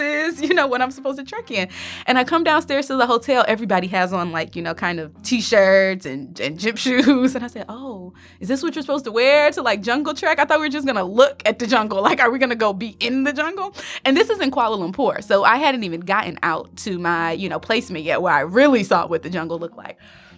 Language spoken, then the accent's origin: English; Detroit, Michigan, United States; I am originally from Detroit, Michigan.